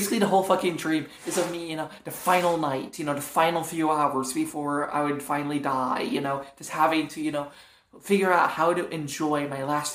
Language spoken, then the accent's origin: English; Toledo, Ohio, United States; now in Fort Wayne, United States; Now I live in Fort Wayne, but I grew up for the most part in Toledo, Ohio.